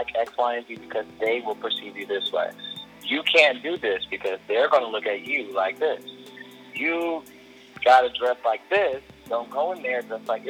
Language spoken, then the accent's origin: English; Michigan, United States; also born or lived in Atlanta; now in Los Angeles, United States; Well, I moved from Michigan to Atlanta.